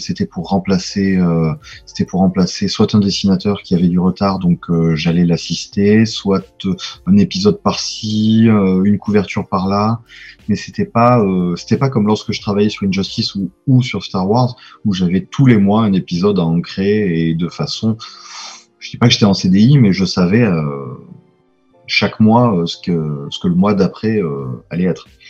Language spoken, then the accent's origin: French; Provence-Alpes-Côte d'Azur, France; accent: Provençal; moved away as an adult; also born or lived in Lille / Tours; je suis provençal, ça s'entend un peu